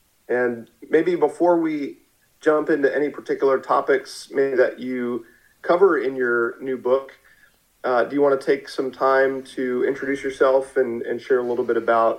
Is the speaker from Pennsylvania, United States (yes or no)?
yes; Philadelphia, Pennsylvania, United States; I'm originally from Philadelphia area